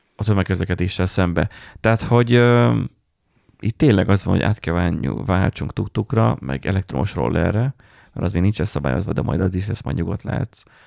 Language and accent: Hungarian; Miskolc, Borsod-Abaúj-Zemplén, Hungary; mi meg Miskolciak vagyunk.